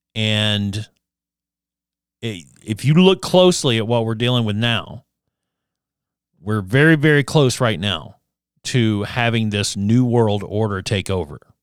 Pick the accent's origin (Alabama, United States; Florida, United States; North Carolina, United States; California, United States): Alabama, United States; Addison; moved away; back in, in my hometown of Addison, Alabama